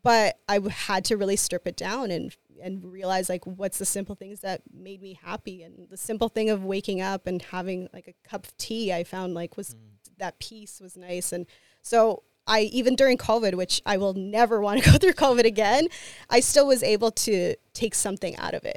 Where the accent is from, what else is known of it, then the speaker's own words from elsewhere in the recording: Winnipeg, Manitoba, Canada; I'm a Latina, I'm from Winnipeg